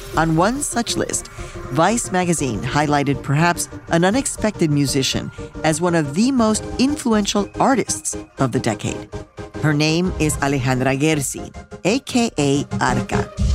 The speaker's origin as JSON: {"language": "English", "town": "Chicago", "region": "Illinois", "country": "United States", "tie": "born or raised there", "also_born_or_lived": "Mexico", "said": "I was born in Mexico, raised in Chicago"}